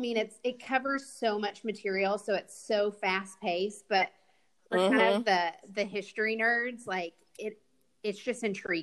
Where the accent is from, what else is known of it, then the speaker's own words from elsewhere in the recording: Fort Worth, Texas, United States; moved away as an adult; also born or lived in Austin, Texas; now in North Carolina, United States; So I was born and raised in Fort Worth, Texas.